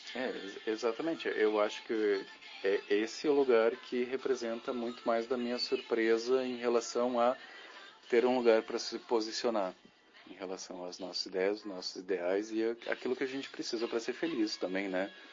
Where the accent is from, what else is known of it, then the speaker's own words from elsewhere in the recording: Lajeado, Rio Grande do Sul, Brazil; moved away; eu saí de Lajada há 12 anos atrás, voltei há dois anos atrás para cá